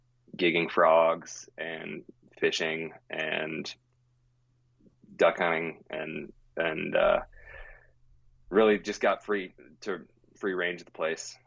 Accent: Willamette Valley, Oregon, United States; also born or lived in Yakima, Washington; I was actually born in Yakima, Washington. I call myself an Oregonian

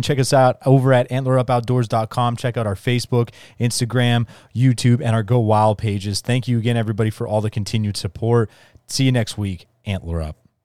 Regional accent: Hazleton, Pennsylvania, United States; I grew up just outside of Hazleton, so my whole life, and that's where I grew up hunting

